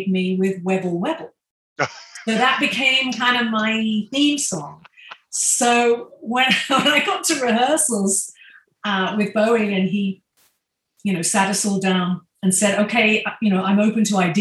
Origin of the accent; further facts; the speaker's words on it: Maidstone, South East England, United Kingdom; I'm a kid from Maidstone in Kent in England